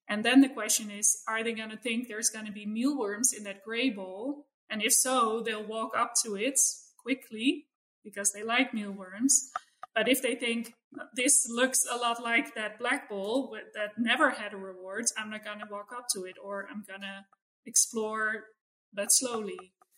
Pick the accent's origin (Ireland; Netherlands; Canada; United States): Netherlands; moved away; I grew up in in the Netherlands, but sort of in suburbia